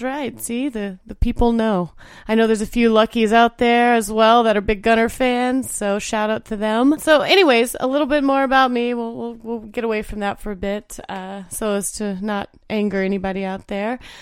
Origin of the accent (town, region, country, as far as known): Indiana, United States; born or raised there